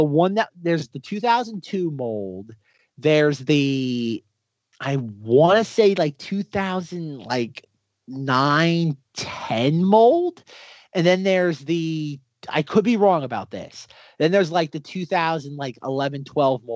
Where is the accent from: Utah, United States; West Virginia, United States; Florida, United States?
Florida, United States; I grew up in Florida